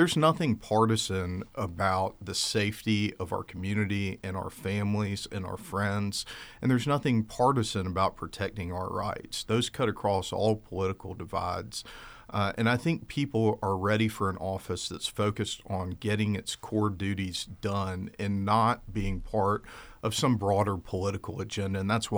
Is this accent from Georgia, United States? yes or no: yes; Albany, Georgia, United States; born there; My sister and I were born here in the United States. I was born in Albany, Georgia.